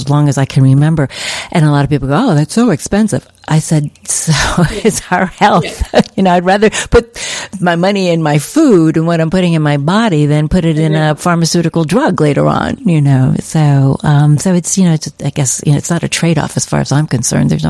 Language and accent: English; United States; also born or lived in Midwest; now in California, United States; I'm from the East Coast originally, in the Midwest